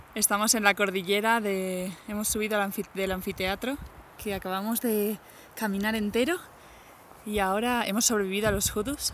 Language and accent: Spanish; Caudete, Castilla-La Mancha, Spain; de mi pueblo